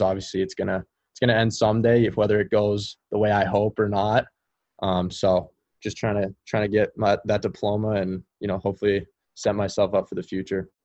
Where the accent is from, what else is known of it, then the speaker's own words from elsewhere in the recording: California, United States; we had a really special team growing up in California